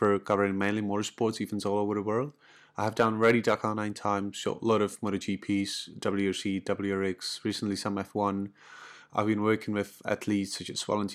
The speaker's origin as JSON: {"language": "English", "country": "Czechia", "said": "I'm from the Czech Republic"}